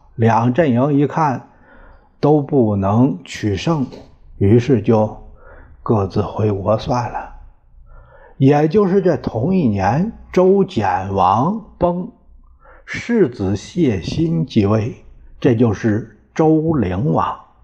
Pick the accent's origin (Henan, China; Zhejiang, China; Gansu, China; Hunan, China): Henan, China; Puyang; 因为是我们老家那儿，现在有七城公园儿